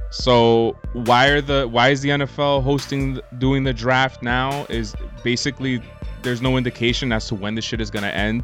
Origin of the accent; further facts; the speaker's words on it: United States; as an American